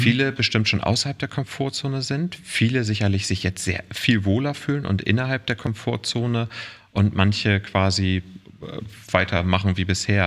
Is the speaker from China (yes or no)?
no; Walsrode, Lower Saxony, Germany; also born or lived in Oldenburg; geboren in Walsrode, was irgendwie zwischen ja. Bremen, Hannover und Hamburg ist. Ja. Eine klassische Kleinstadt, 20.000 Einwohner, dörfliche Strukturen und so bin ich groß geworden